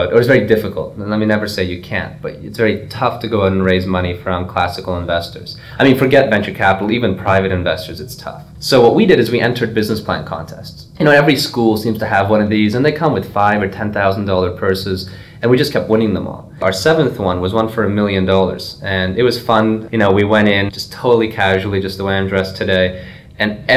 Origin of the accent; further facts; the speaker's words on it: Canada; moved away as an adult; now in Trenton, United States; I'm Canadian